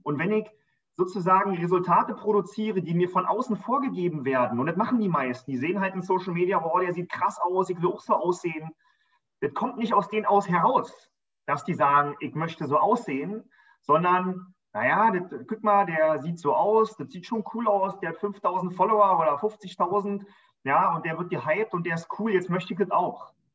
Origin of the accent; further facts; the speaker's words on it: Berlin, Germany; Wir sind noch draußen am Rand von Berlin groß geworden